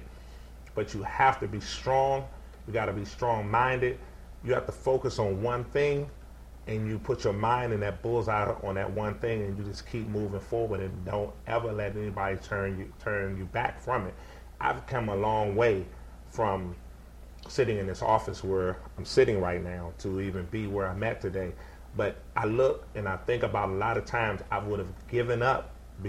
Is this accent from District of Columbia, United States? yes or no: yes; Washington, District of Columbia, United States; I grew up in Washington. I grew up on Rhode Island. I went to Taft, and I went to Lucy D. Slow School, right, all in the area